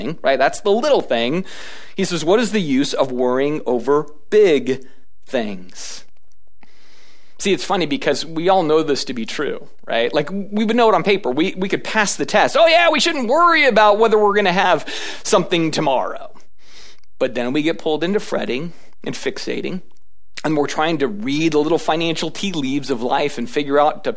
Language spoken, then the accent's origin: English; United States